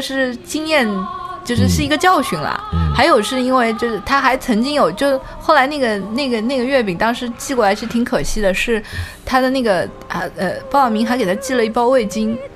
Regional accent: southern China, China; now in Beijing, China; 我是一个 南方人

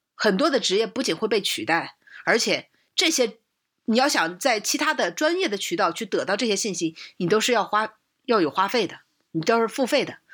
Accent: China; 而且我们中国训练的话

